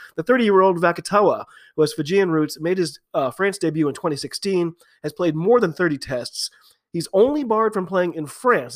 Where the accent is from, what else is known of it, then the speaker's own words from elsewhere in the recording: United States; I'm an American rugby fan